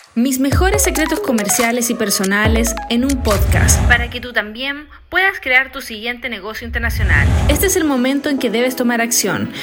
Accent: Chile; moved away as an adult; also born or lived in China / Hong Kong; a mi vuelta a Chile en el año 2020

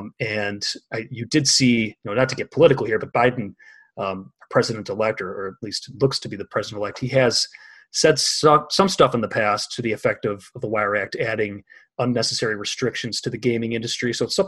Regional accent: Illinois, United States; my home state of Illinois

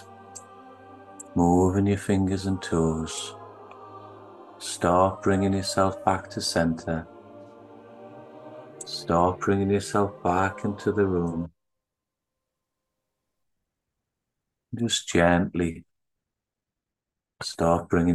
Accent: Newcastle upon Tyne, North East England, United Kingdom; accent: Geordie; moved away; I was born in the UK, born in Newcastle, and what's classed as a Geordie in the northeast of England.

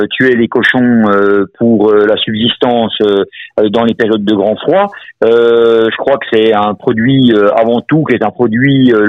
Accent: Morteau, Bourgogne-Franche-Comté, France; Alors moi je suis un mortuacien, non seulement pur chou, je suis né à Morteau, on ne peut pas faire plus souche que ça.

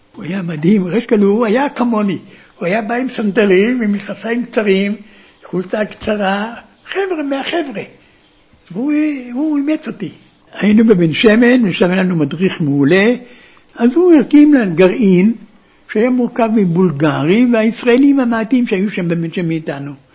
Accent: Gedera, Central District, Israel; also born or lived in Berlin, Germany / Ben Shemen, Israel; now in Kibbutz Urim, Israel; 1933, התחלת 1933, באנו, אנחנו התיישבנו בגדרה.

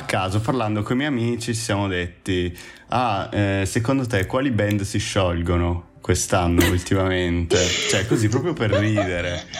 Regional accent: Friuli-Venezia Giulia, Italy; moved away as an adult; now in Ravenna, Italy; io so del Friuli, studio qua a Ravenna

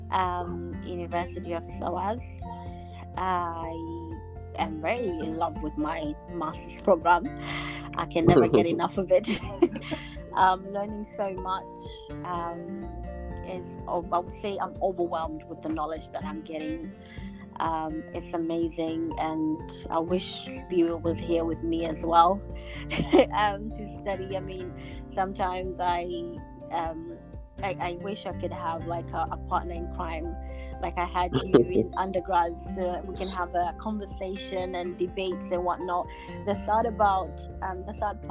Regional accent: Somalia; now in London, United Kingdom; I basically come from Africa. I was born in Somalia.

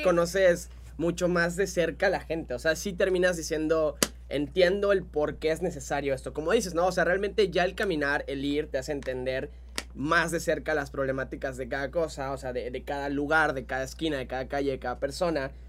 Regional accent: Mexico

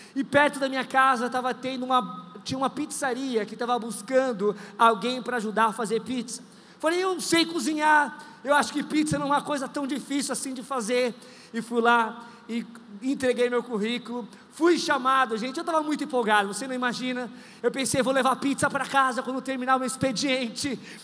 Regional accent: Brazil; also born or lived in Australia; eu sou brasileiro, neto de baiano

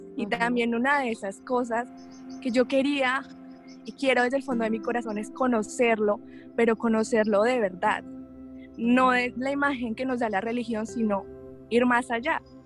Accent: Colombia; soy abogada, soy colombiana

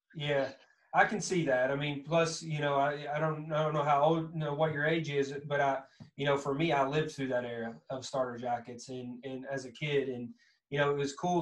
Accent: Kentucky, United States; accent: thick southern Kentucky; that thick southern that kind of that Kentucky accent

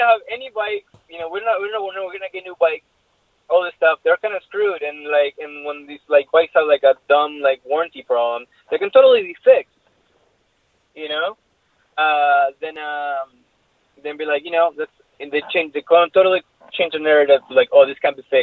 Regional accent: Argentina; moved away; I grew up in Argentina

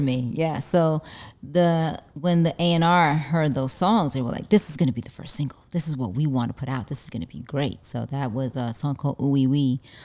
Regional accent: New York City, New York, United States; also born or lived in Harlem, New York; now in Los Angeles, United States; I'm originally from, uh, Brooklyn, New York, but I was born in Harlem, but raised in Brooklyn

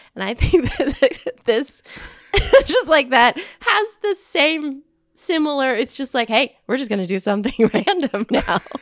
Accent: Southern California, United States; I'm from Southern California, and I don't know. I, I feel like that's not an accent

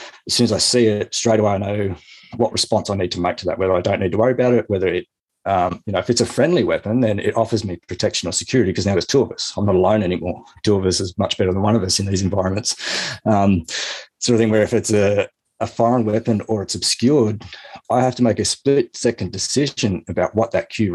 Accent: Lower Blue Mountains, outside Sydney, New South Wales, Australia; I grew up outside Sydney in New South Wales, sort of in the Lower Blue Mountains

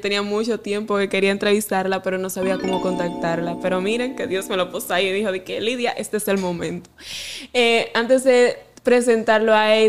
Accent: Salcedo, Hermanas Mirabal, Dominican Republic; directamente desde mi pueblo Salcedo

